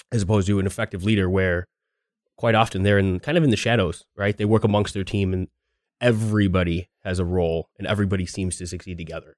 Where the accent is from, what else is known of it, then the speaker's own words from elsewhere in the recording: Chicago, Illinois, United States; I'm from Chicago